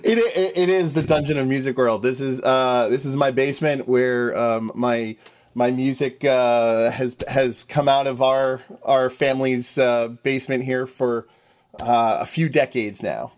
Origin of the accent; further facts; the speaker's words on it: Northeast, United States; I am from the Northeast